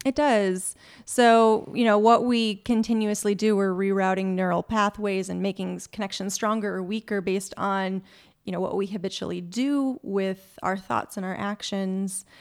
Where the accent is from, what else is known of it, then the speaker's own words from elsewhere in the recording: Minnesota, United States; moved away as an adult; also born or lived in Wisconsin; now in California, United States; I'm originally from Minnesota.